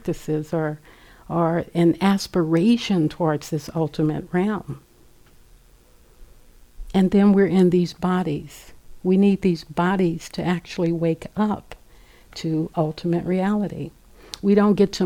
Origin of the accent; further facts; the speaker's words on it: Los Angeles, California, United States; growing up in South Central Los Angeles